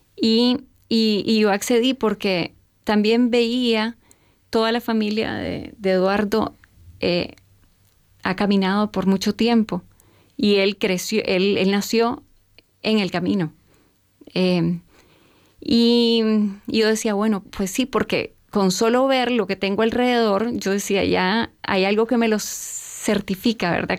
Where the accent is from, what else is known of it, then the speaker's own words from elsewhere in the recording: Nicaragua; nací y a los tres años comienza la revolución en mi país, en el 79.